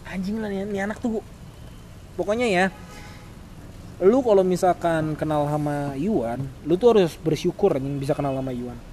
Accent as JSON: {"language": "Indonesian", "town": "Bogor", "region": "West Java", "country": "Indonesia", "said": "kita kita emang kita orang Bogor kan lu, lu coba lu nongkrong nih di Bogor"}